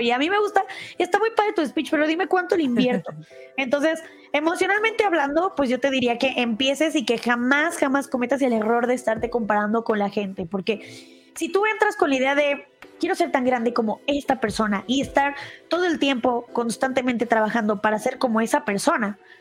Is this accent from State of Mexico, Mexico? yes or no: no; Guadalajara, Jalisco, Mexico; now in Mexico City, Mexico; yo soy de Guadalajara, es otra parte aquí en México